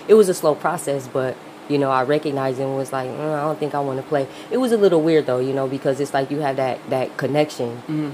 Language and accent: English; Grand Rapids, Michigan, United States; I'm from Grand Rapids, Michigan.